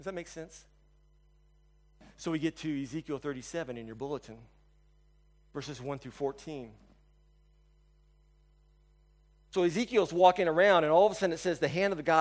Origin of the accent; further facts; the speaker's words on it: United States; also born or lived in China; I'm an American.